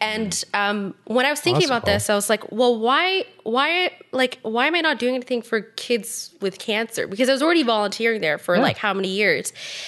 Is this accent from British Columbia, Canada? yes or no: no; Ottawa, Ontario, Canada; also born or lived in Tucson, Arizona; I was born in Tucson, Arizona. Oh, cool. Yeah, it sounds cool, but like I moved here when I was two, so I don't really I don't really have a recollection of it. Mm-hmm. So technically, I'm like from Ottawa, but not really.